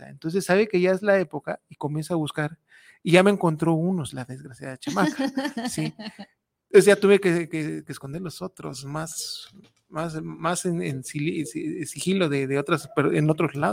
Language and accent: Spanish; Veracruz, Mexico; now in Guadalajara, Mexico; yo soy jarocho